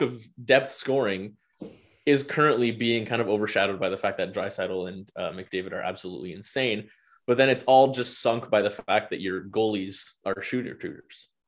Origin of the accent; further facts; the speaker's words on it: Canada; as a Canadian hockey fan